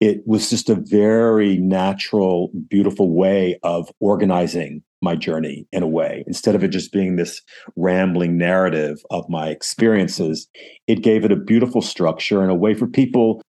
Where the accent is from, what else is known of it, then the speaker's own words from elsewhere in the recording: United States; this gringo from the United States